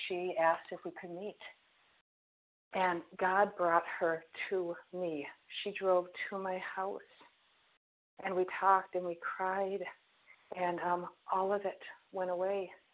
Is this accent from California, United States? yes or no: no; Minnesota, United States; also born or lived in Fort Myers, Florida; we are from Minnesota